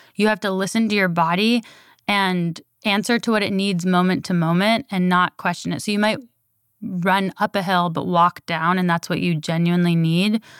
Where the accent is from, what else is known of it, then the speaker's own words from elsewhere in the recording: Berkeley, California, United States; I was born in Berkeley